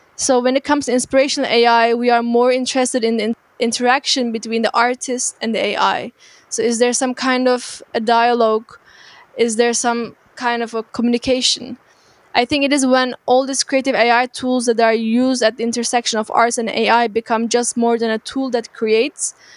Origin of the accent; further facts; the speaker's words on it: Turkey; moved away as an adult; now in Berlin, Germany; I'm originally from Turkey and I moved to Berlin about six years ago to study media informatics